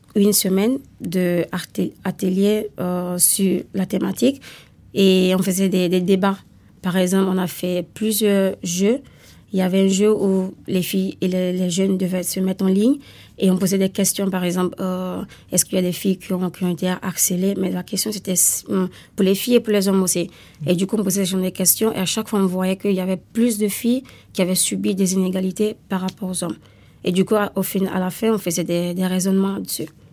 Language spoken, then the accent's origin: French; Italy; now in France; je viens d'Italie